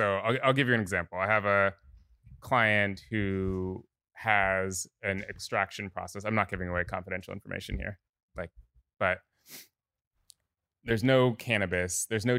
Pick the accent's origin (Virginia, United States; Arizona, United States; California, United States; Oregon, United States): California, United States; Oakland; Yeah, I live 2 miles from where I grew up